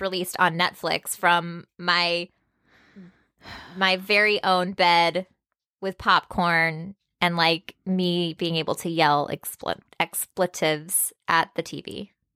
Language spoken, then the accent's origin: English; Texas, United States; I was born in Texas.